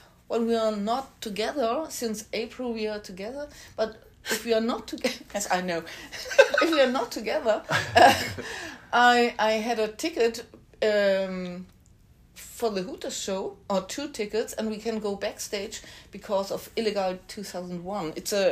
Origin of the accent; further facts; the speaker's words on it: Bad Bramstedt, Schleswig-Holstein, Germany; Yes, me forever. I never go out of this town.